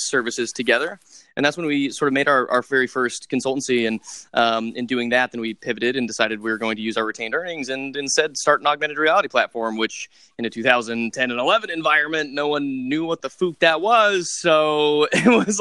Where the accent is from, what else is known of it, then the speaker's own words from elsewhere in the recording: Western Nebraska, United States; moved away; I grew up in Western Nebraska in this rural area.